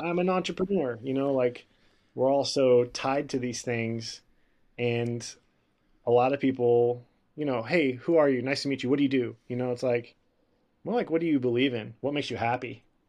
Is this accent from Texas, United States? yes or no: yes; Houston, Texas, United States; I grew up breakdancing in Houston